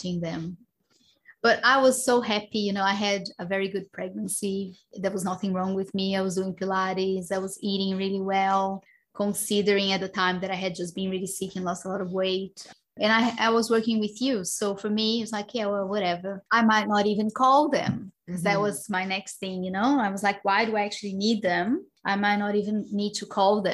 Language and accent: English; Brazil; moved away; I come from Brazil where, you know, women usually book their C-section